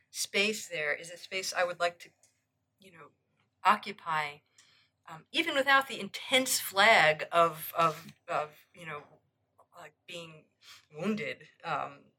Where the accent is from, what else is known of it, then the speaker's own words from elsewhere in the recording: New York, United States; I'm from New and, York.